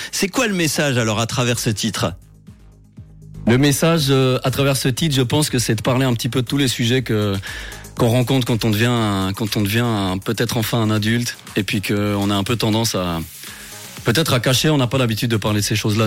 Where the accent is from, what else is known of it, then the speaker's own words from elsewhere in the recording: Sierre, Valais, Switzerland; la région Sierroise d'où on vient.